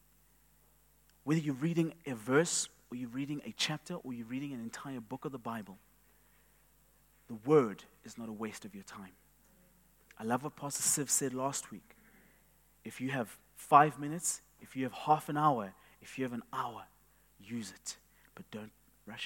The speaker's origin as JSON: {"language": "English", "region": "Eastern Cape", "country": "South Africa", "tie": "born or raised there", "said": "I grew up in the Eastern Cape, and I would observe my grandfather's cows"}